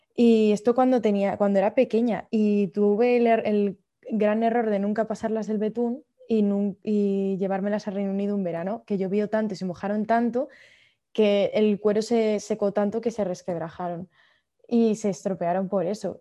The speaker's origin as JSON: {"language": "Spanish", "town": "Madrid", "region": "Community of Madrid", "country": "Spain", "tie": "born or raised there", "also_born_or_lived": "United Kingdom", "moved": "as an adult", "said": "me crié en Madrid"}